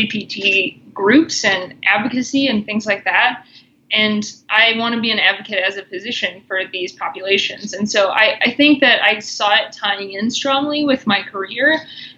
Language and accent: English; Missouri, United States; moved away as an adult; now in Colorado, United States; I grew up in Missouri, and then I've been out in Colorado for 6 years.